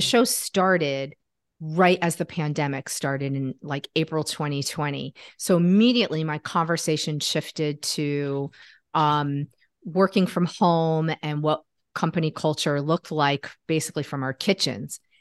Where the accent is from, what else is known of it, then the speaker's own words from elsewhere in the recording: Connecticut, United States; now in Washington, D.C., United States; I'm from Connecticut, actually